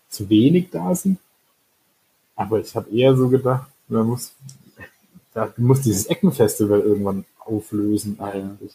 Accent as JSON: {"language": "German", "town": "Stuttgart", "region": "Baden-Württemberg", "country": "Germany", "said": "komme ja ursprünglich aus, äh, aus Stuttgart"}